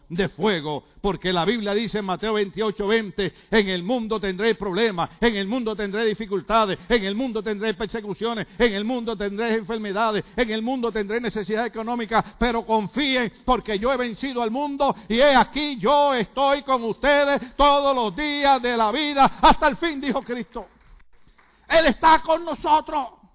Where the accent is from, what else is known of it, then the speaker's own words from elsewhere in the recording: Puerto Rico; yo como soy puertorriqueño